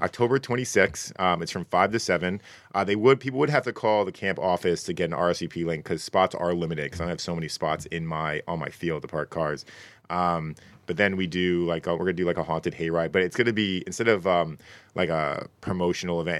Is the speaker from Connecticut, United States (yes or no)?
yes; Connecticut, United States; I'm from Connecticut